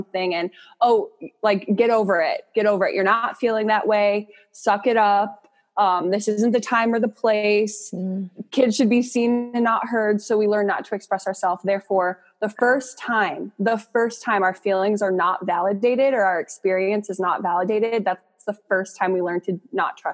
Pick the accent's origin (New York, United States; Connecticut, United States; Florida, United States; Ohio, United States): Ohio, United States; Akron; I'm from Northeast Ohio, Akron.